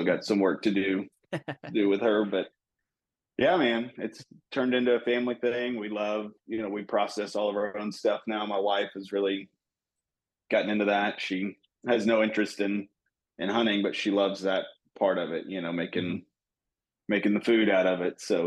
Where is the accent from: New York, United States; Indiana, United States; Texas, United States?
Texas, United States; Born and raised in Texas